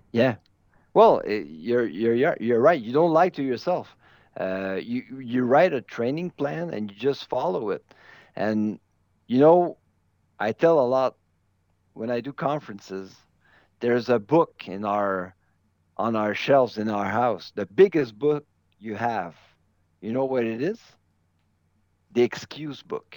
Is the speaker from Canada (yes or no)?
yes; Canada; As a Canadian, I have an advantage of knowing what it's like to run on snow